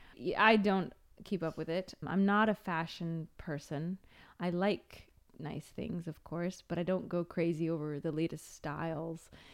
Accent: Seattle, Washington, United States; moved away as an adult; now in Rome, Italy; I grew up in Seattle, the coffee capital of the U S

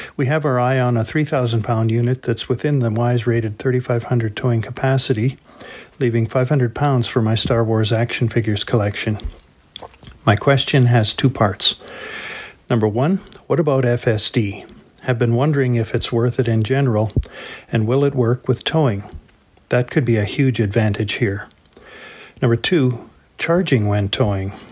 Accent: Canada; Being Canadian

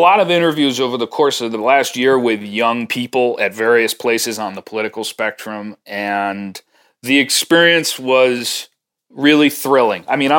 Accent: Wilmington, Delaware, United States; where I grew up in Wilmington with Jim Crow laws

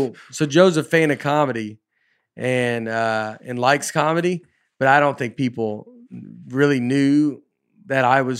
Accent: Liverpool, North West England, United Kingdom; I'm from Liverpool.

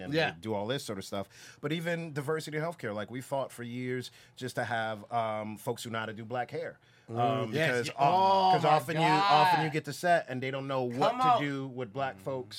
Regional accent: New York City, New York, United States; moved away; also born or lived in Los Angeles; I'm from New York

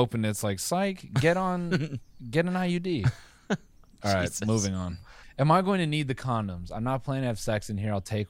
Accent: Oxford, South East England, United Kingdom; It's just I'm from Oxford. I'm from Oxford.

